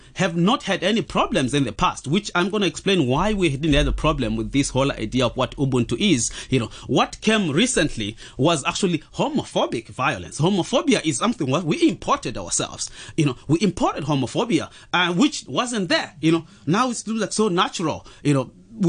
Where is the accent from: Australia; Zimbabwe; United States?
Zimbabwe; I'm from Zimbabwe